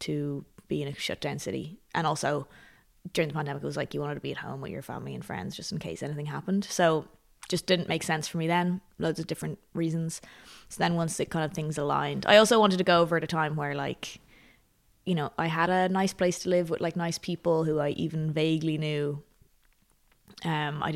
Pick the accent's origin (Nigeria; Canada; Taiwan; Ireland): Ireland; Dublin, Leinster; born or raised there; moved away as an adult